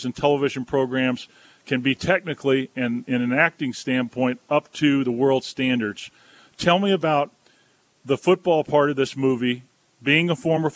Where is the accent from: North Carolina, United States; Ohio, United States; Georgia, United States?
North Carolina, United States; Wilmington; where I'm from in Wilmington, North Carolina